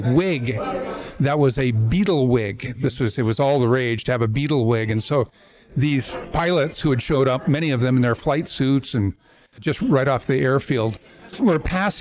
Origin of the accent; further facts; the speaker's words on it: Coronado, California, United States; I grew up in Coronado.